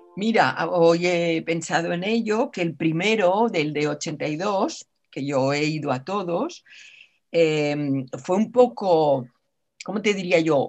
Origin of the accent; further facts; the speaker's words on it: Catalonia, Spain; yo como catalana que soy